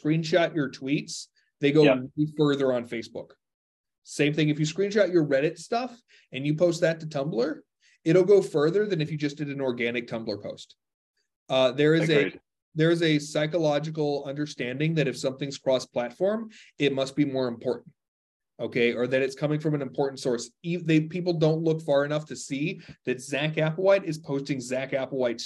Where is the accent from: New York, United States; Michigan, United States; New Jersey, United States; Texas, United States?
Texas, United States; I'm a Texan. Interrupting is part of conversation where I come from.